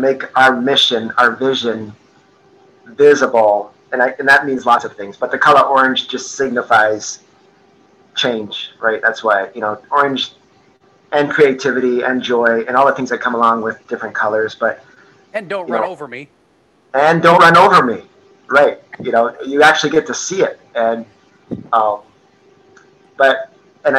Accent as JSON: {"language": "English", "country": "Canada", "tie": "born or raised there", "moved": "yes", "lives_now": "Traverse City, United States", "said": "I grew up in Canada, and I feel like part of my soul and my culture is to, no matter the weather, you know, we're rolling"}